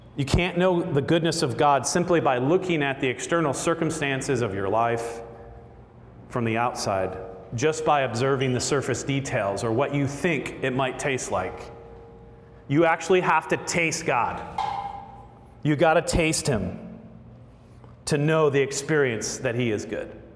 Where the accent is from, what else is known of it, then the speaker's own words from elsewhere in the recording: Florida, United States; I grew up in Florida eating gator tail